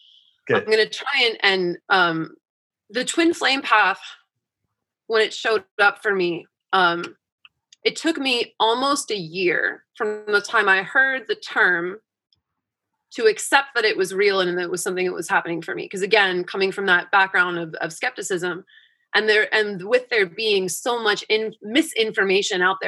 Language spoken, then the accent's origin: English; East Coast, United States; I grew up on the East Coast